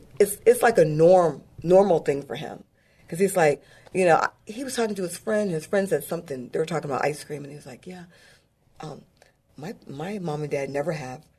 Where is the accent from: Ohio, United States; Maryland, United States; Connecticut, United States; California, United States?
Maryland, United States; Glen Burnie; also born or lived in England / Crete / Turkey; My dad was retired Air Force, and then we went back to Maryland. I grew up, my dad was stationed in Fort Meade, Maryland, so we lived in Glen Burnie area